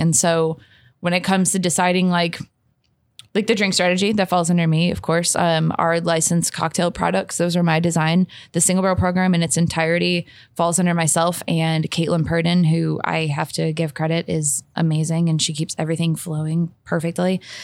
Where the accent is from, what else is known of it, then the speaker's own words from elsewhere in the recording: St. Louis, Missouri, United States; moved away as an adult; now in Louisville, United States; I'm originally from Saint Louis, Missouri